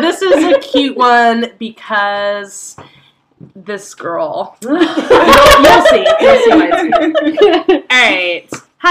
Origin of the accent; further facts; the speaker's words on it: Lithuania; As I said, I'm from Lithuania, but I was just visiting some of my family in San Francisco.